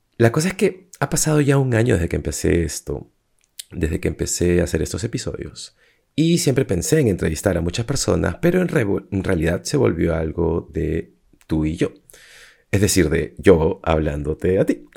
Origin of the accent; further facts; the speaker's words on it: Peru; moved away as an adult; also born or lived in Lima, Peru / Cusco, Peru; now in Madrid, Spain; soy de Perú y ahora me he mudado a Madrid